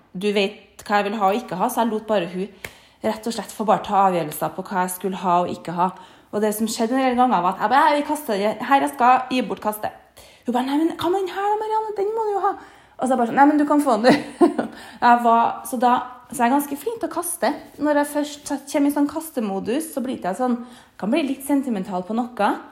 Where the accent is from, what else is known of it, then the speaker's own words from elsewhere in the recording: Trondheim, Trøndelag, Norway; moved away; hjemme i Trondheim